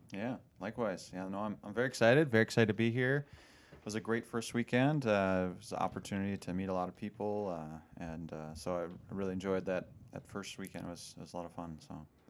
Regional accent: Lindstrom, Minnesota, United States; I grew up, uh, actually outside the Diocese of Duluth, as I mentioned this weekend, uh, down in Lindstrom, which is, um, it's actually close to Wisconsin.

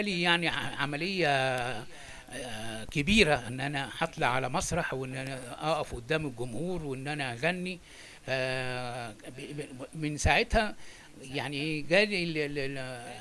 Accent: Egypt; moved away as an adult; also born or lived in Alexandria, Egypt; now in France; أهاجر من مصر وإن أنا أسافر أوروبا

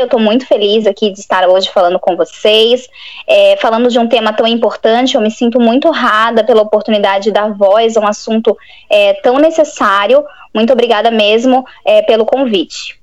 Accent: Florianópolis, Santa Catarina, Brazil; eu sou de Florianópolis, Santa Catarina.

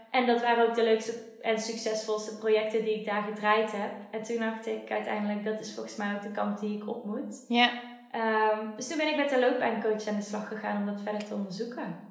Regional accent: Schijndel, North Brabant, Netherlands; Ik ben ook na mijn loopbaancoach traject verhuisd, terug naar waar ik vandaan kom, naar Schijndel.

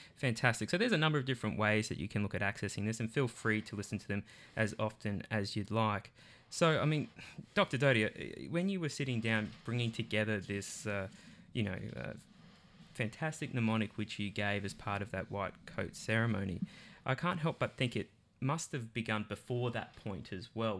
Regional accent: Australia; I'm from Australia.

